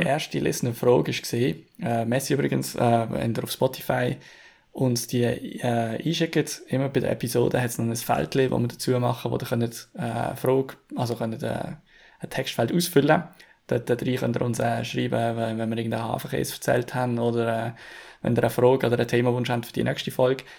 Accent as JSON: {"language": "German", "country": "Switzerland", "said": "wir uns jetzt hier als Schweizer"}